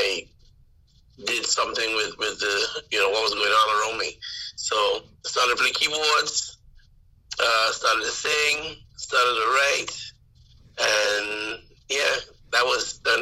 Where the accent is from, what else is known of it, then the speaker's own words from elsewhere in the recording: The Quarter, Anguilla; I grew up in the Quarter